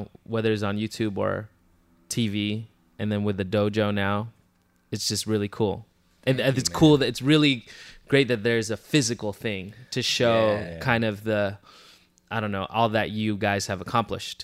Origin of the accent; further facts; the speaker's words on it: Moreno Valley, California, United States; also born or lived in Pomona / Riverside; now in Los Angeles, United States; I was born in Pomona. And I grew up in a town called Moreno Valley.